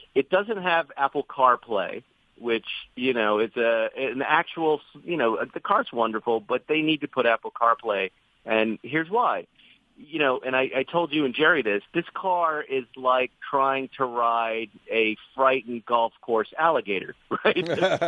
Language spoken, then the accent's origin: English; United Kingdom; we're British. We drive on the other side of the road, so everything works in the other way.